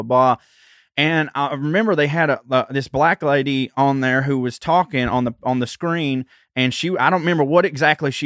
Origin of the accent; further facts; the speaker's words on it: Chickamauga, Georgia, United States; I grew up in a little town called Chickamauga, Georgia